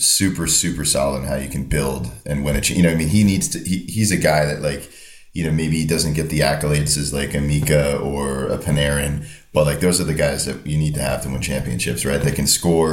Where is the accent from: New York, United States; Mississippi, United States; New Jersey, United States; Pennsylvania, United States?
New Jersey, United States; Northern; I'm from Northern New Jersey.